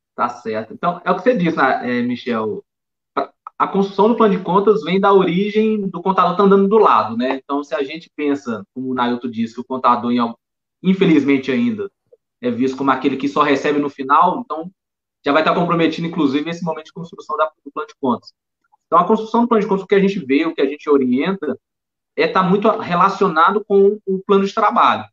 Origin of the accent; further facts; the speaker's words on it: Belo Horizonte, Minas Gerais, Brazil; accent: mineiro; sou de Belo Horizonte